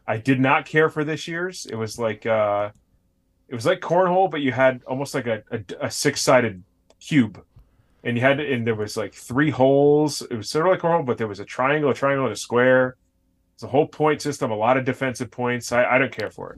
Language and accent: English; Connecticut, United States; grew up on the other side of the state where, like, it, I didn't even know about New Haven pizza till I was, like, an adult